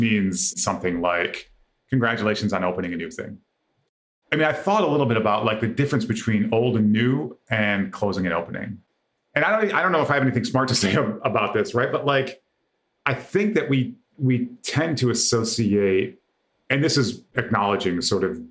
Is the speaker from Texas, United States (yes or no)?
no; Michigan, United States; I grew up in Michigan in the 80s.